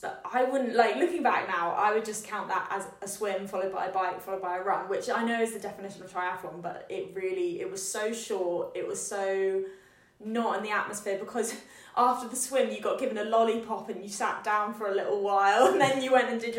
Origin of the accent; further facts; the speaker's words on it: Scotland, United Kingdom; moved away as an adult; now in Exeter, United Kingdom; I'm from Scotland